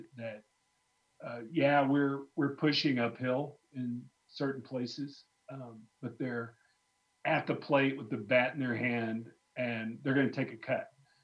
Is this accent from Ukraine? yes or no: no; Arkansas, United States; moved away; I grew up in Arkansas early on